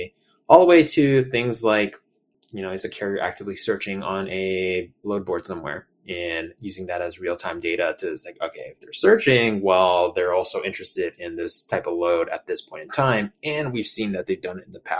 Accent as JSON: {"language": "English", "area": "San Francisco Bay Area", "region": "California", "country": "United States", "tie": "born or raised there", "said": "I grew up in the San Francisco Bay Area and went to school out in Berkeley"}